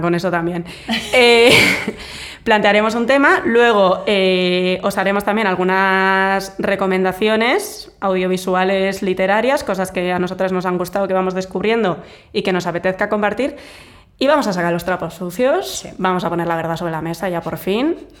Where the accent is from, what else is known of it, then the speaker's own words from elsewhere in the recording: Vitoria, Basque Country, Spain; moved away; yo soy de una ciudad pequeña, bueno, yo soy de Vitoria